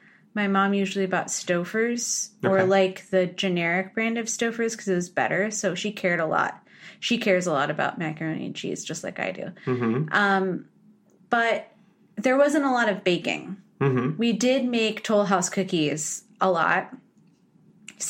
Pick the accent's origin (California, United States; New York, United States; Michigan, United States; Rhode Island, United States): California, United States; San Diego and San Francisco; San Diego and San Francisco, kind of half and half